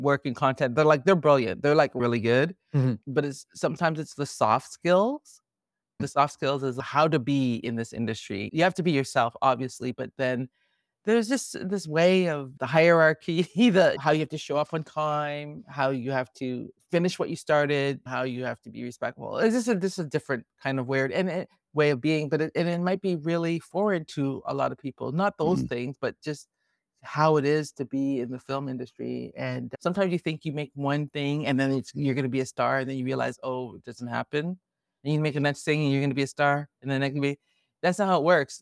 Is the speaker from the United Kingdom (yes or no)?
no; Toronto, Ontario, Canada; I'm a Toronto girl. I was born and raised in Toronto